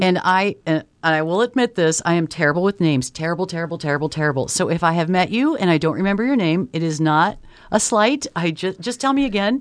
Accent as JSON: {"language": "English", "town": "Omaha", "region": "Nebraska", "country": "United States", "tie": "born or raised there", "said": "Born and bred in Omaha, so I've been here my whole life."}